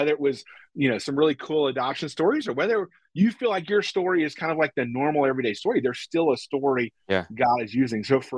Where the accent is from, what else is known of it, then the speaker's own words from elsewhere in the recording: the South, United States; we're from the South.